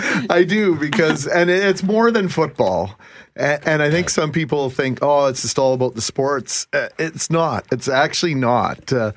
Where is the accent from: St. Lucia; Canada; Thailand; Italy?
Canada; Brandon, Manitoba; now in Winnipeg, Canada; We grew up in Brandon